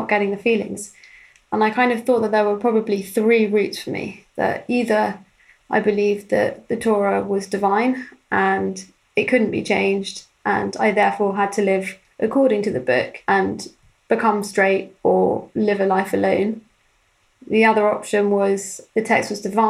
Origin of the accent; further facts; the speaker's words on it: London, United Kingdom; I grew up in North London in a modern Orthodox Jewish community